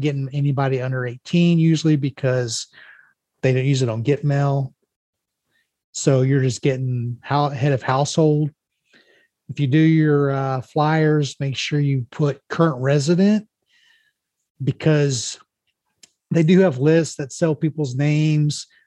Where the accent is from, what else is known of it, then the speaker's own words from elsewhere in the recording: Mexico, United States; this is Mexico, my hometown